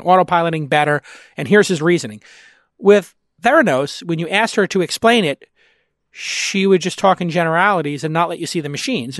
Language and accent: English; Ireland; I'm Irish.